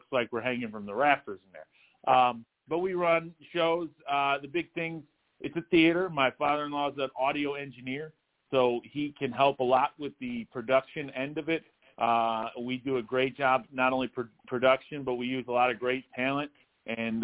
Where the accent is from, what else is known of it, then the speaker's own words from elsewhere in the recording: Toledo, Ohio, United States; now in Fremont, United States; I was technically born in Toledo, Ohio, but now I live in a town called Fremont, Ohio